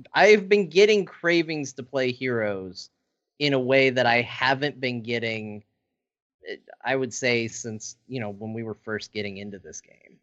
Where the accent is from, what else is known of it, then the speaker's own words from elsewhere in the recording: Arizona, United States; I grew up in Arizona